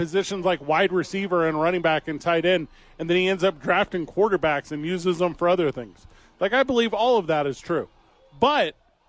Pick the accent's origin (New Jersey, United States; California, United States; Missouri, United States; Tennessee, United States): Missouri, United States; St. Louis; moved away; I'm from St. Louis, Missouri.